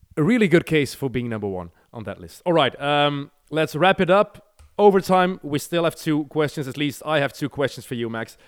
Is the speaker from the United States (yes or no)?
no; Belgium; we never have ice here